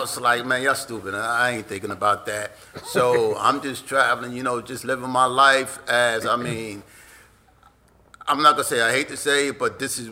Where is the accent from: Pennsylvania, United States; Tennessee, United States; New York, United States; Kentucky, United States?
New York, United States; New York City; I grew up in South Jamaica, Queens, and that's in New York